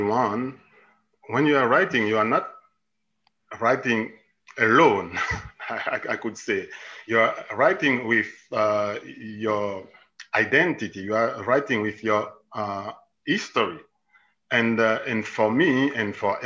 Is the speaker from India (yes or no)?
no; Haiti; moved away as an adult; also born or lived in Italy / Jerusalem, Israel / Switzerland / Germany; I was born and I grew up in Haiti.